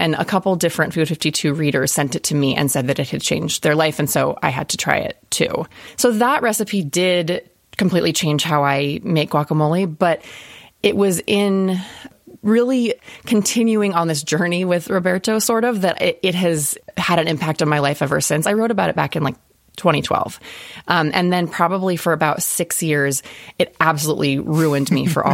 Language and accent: English; California, United States; I grew up in California